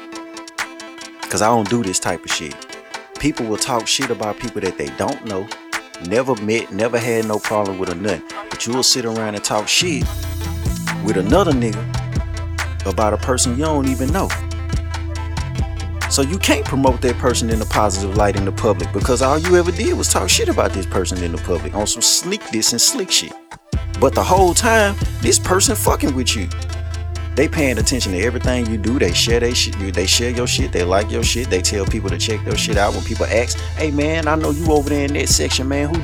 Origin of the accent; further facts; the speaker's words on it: Shreveport, Louisiana, United States; I'm from Shreveport